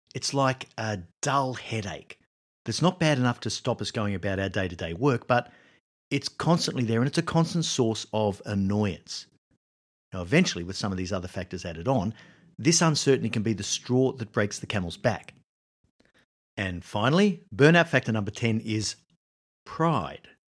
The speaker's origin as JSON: {"language": "English", "country": "Australia", "moved": "yes", "said": "I was living in Australia, my home country."}